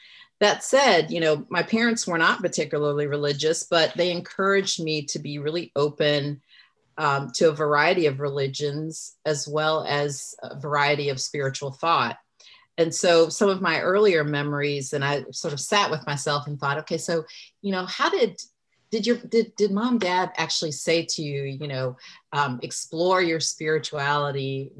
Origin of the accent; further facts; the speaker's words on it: Germany; born there; And so, as you mentioned, I was born in Germany. My mother was Lutheran and my father, Black Southern Baptist.